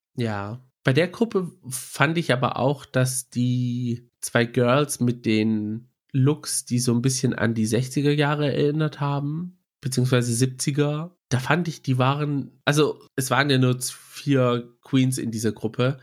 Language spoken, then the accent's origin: German; Germany; Wir sagen zwar hier, wir sind Griechen hier in Deutschland, aber wenn man dann in Griechenland dann unterwegs ist und mit Family oder so redet, dann spürt man es schon, dass manche es einem fühlen lassen, dass man nicht zu hundert Prozent Grieche ist, weil man halt im Ausland aufgewachsen ist